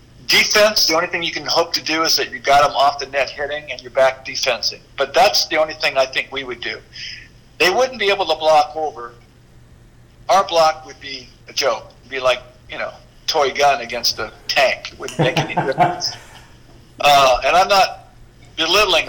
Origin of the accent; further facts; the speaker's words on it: South Bay, California, United States; I grew up in the South Bay, so I'm working in the South Bay, PV, El Segundo, Manhattan, Hermosa, Redondo, everywhere.